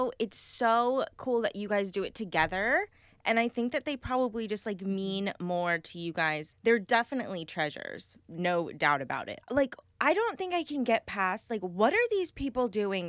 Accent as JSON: {"language": "English", "region": "South Florida", "country": "United States", "tie": "born or raised there", "said": "I grew up in South Florida, almost in the Florida Keys"}